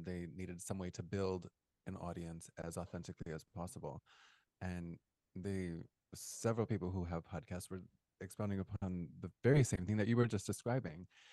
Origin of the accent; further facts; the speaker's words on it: Midwest, United States; now in Los Angeles, United States; I'm from the Midwest, and I, I don't know, since being out here, I can't really see myself going back